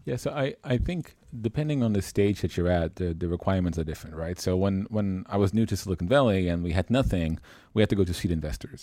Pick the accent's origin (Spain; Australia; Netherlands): Netherlands; born and raised in the Netherlands, traveled a lot through Europe, uh, and the rest of the world